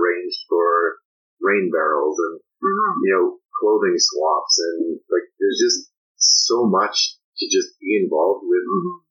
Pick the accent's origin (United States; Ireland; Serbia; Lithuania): Serbia; Belgrade; moved away; growing up in Belgrade, our home was broken into twice